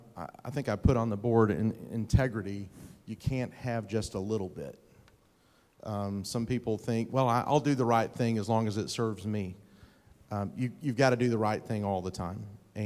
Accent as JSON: {"language": "English", "region": "Texas", "country": "United States", "said": "I'm from East Texas. I should know that one."}